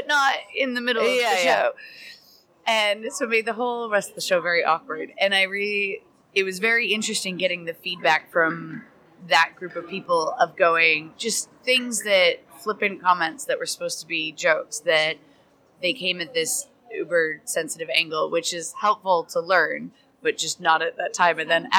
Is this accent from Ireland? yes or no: yes; Ireland; No, like born and raised in Ireland.